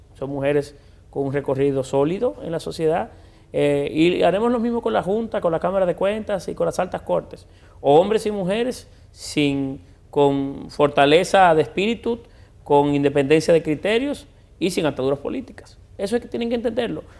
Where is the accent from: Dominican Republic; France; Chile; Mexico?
Dominican Republic; Puerto Plata; moved away as an adult; now in Santo Domingo, Dominican Republic; yo siempre seguiré siendo puertoplateño. Eh, yo nací, yo crecí allí